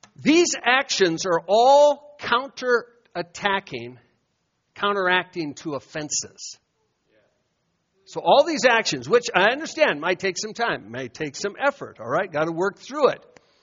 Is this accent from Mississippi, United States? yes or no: no; Iowa, United States; moved away; I'd walk in my hometown